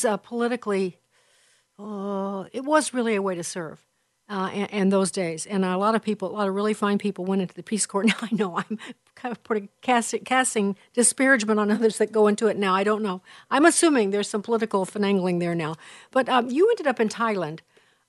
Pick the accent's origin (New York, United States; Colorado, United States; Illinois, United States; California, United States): Illinois, United States; southern; moved away as an adult; also born or lived in Chicago; I was raised in southern Illinois in a little town of 6,000, and I lived there, well, until I was 18